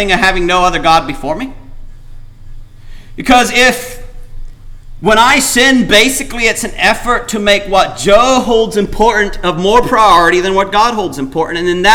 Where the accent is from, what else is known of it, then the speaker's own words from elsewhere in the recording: Paraguay; moved away; growing up in Paraguay